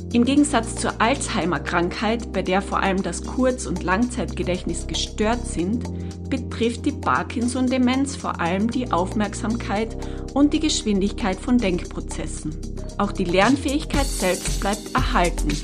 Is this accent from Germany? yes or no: no; Tyrol, Austria; hier bei uns in Tirol